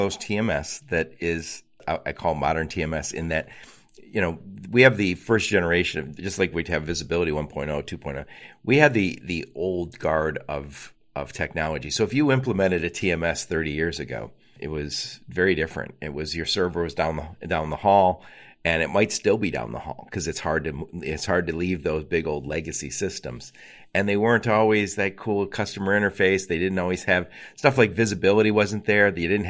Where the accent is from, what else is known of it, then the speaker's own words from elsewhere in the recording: Dearborn, Michigan, United States; I'm from Dearborn.